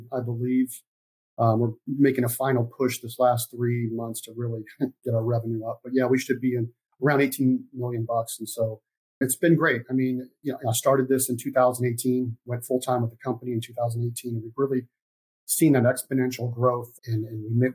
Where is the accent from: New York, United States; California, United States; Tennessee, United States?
California, United States; Los Angeles; I'm originally from Los Angeles, California